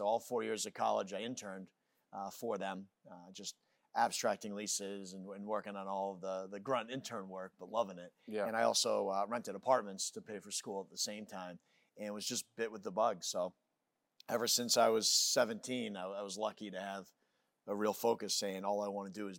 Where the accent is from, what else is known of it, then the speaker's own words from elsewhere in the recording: Falmouth, United States; I grew up in Falmouth and didn't have any family in real estate.